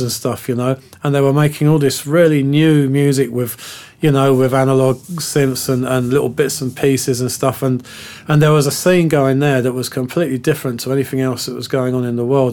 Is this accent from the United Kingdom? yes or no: yes; London, United Kingdom; growing up in West London at that time